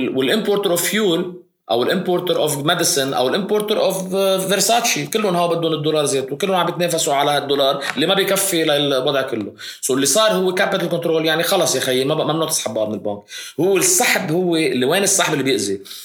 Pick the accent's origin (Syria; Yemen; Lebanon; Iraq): Lebanon; عندنا بلبنان